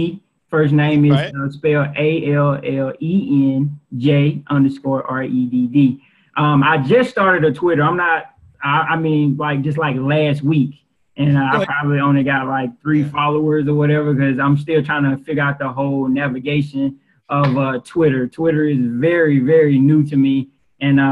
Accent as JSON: {"language": "English", "region": "the South", "country": "United States", "accent": "southern", "lives_now": "Birmingham, United States", "said": "my accent is super thick"}